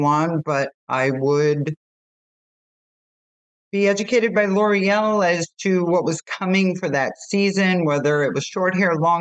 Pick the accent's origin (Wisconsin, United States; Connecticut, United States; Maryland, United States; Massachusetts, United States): Massachusetts, United States; Boston; I grew up in Boston